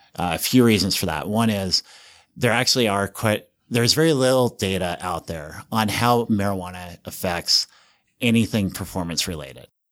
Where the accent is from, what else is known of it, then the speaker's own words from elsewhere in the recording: Estes Park, Colorado, United States; moved away as an adult; also born or lived in Kansas / California; now in Utah, United States; I grew up in Estes Park